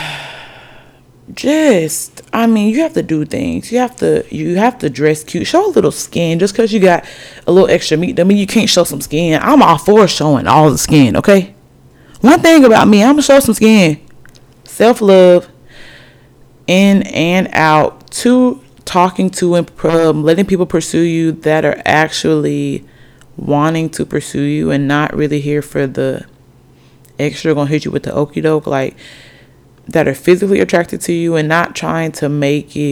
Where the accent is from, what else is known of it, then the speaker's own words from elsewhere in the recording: Alabama, United States; also born or lived in Norfolk, Virginia; technically I'm from Alabama. 256 by way of, I was born in Norfolk, Virginia